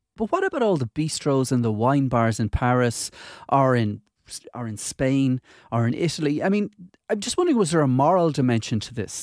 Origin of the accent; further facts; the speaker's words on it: Galway, Connacht, Ireland; I grew up in Galway